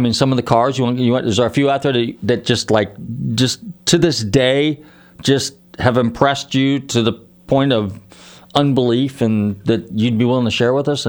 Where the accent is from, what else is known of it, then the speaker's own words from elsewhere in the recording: Northern California, United States; moved away; my home state's California, so, you know, obviously California, and aside from the whacked out politics, from a car culture, California's pretty serious, okay? So, and I'm from Northern Cal